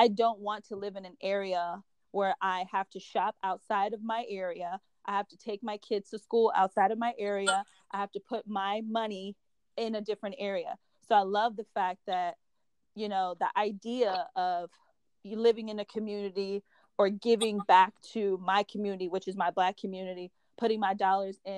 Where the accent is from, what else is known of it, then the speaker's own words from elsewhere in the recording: Minnesota, United States; now in Washington, DC, United States; I'm from Minnesota. Minnesota is predominantly white. Coming out to DC, which is predominantly Black